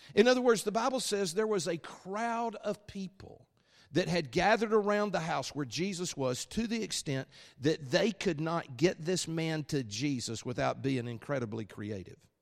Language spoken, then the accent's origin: English; Alabama, United States; accent: Alabama; my Alabama accent